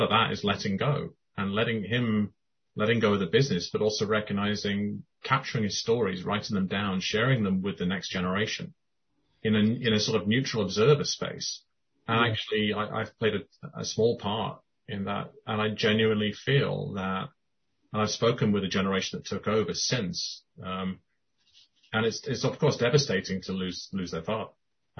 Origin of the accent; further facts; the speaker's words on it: Cayman Islands; now in London, United Kingdom; my home country, the Cayman Islands